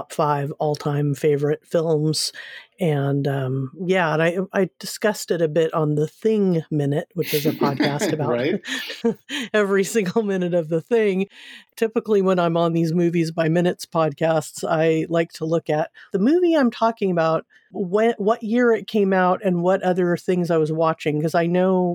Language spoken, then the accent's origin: English; Seal Beach, California, United States; moved away; I'm from Southern California originally, from Seal Beach